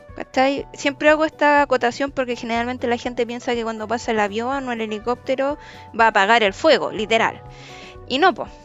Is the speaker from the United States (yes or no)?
no; Santiago, Santiago Metropolitan Region, Chile; yo y el José, que somos típicos santiaguinos